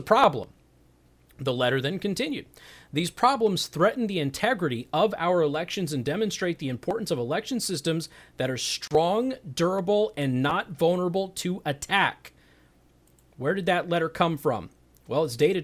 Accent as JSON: {"language": "English", "town": "Las Vegas", "region": "Nevada", "country": "United States", "tie": "born or raised there", "moved": "yes", "said": "my hometown of Las Vegas."}